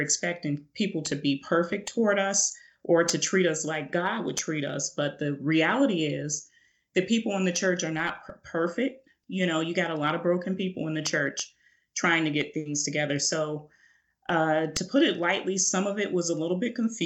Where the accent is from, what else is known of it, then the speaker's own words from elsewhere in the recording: Chicago, Illinois, United States; also born or lived in Phoenix, Arizona; When I was 5 years old, my parents moved me back up to Chicago because my dad is from Chicago